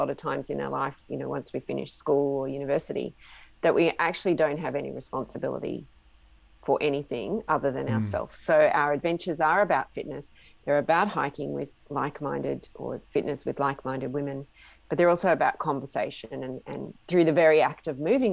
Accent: Australia; I'm an Australian woman in my mid-50s

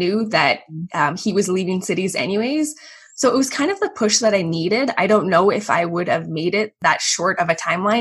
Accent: Calgary, Alberta, Canada; moved away as an adult; also born or lived in Chicago / Vienna, Austria; I'm from Calgary, Canada, and I grew up with two older brothers

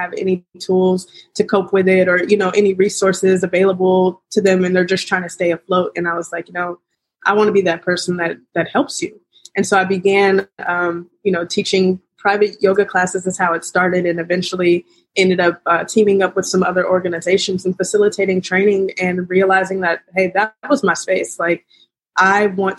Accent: Kansas City, Missouri, United States; we're from Kansas City

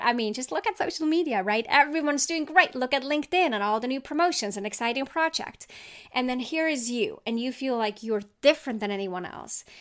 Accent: Switzerland; I grew up in Switzerland

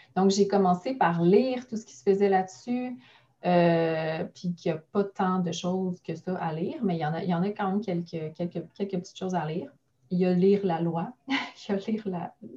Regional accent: Mont-Saint-Hilaire, Quebec, Canada; j'ai parti mon bureau dans la ville où je suis née, où j'ai grandi, à Mont-Saint-Hilaire, euh, sur la rive sud de Montréal

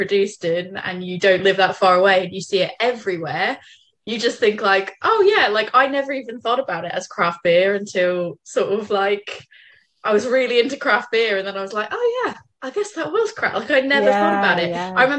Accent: Boston, Massachusetts, United States; I'm from Boston.

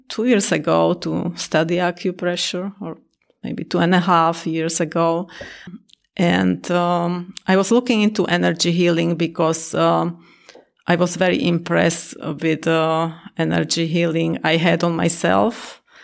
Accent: Slovakia; now in Naperville, United States; I'm originally from Slovakia, and I live in Naperville

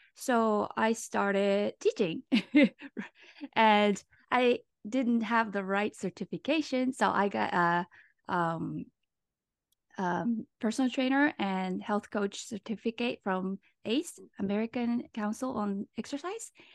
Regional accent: Japan; moved away as an adult; now in Los Angeles, United States; I'm from Japan, and right now I live in L

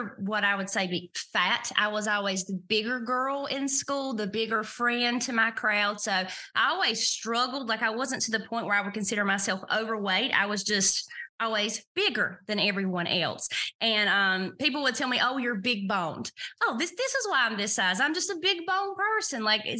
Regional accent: the South, United States; Well, as Carol mentioned, I am from the South, and I guess I would consider myself a deep Southerner.

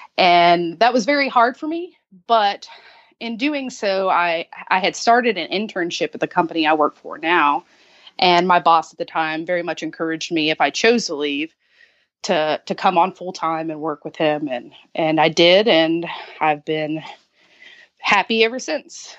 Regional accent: Kentucky, United States; moved away as an adult; now in Charleston, United States; I am originally from Kentucky.

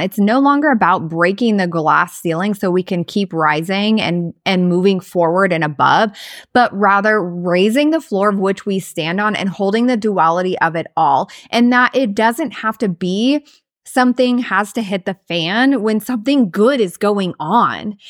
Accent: Southwest Iowa, United States; moved away as an adult; also born or lived in Florida / Idaho / Arizona / Missouri; now in South Dakota, United States; we grew up in Southwest Iowa

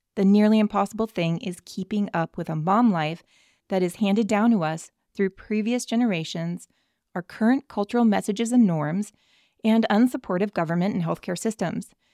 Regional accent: California, United States; as a Californian

